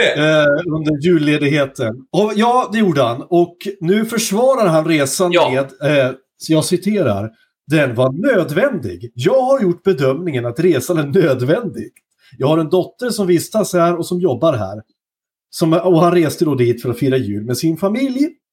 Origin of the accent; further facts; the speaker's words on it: southern Norrland, Sweden; Norrland eller södra Norrland där jag kommer ifrån